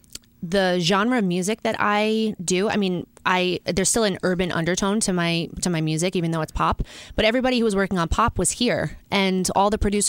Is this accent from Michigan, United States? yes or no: no; New York, United States; moved away as an adult; now in Los Angeles, United States; I was born and raised in New York. Like New York is home